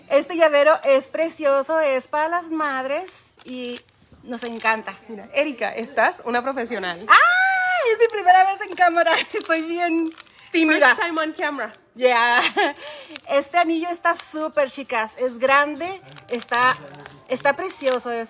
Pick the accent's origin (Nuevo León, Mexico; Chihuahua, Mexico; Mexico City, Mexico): Chihuahua, Mexico; Yo soy de Chihuahua.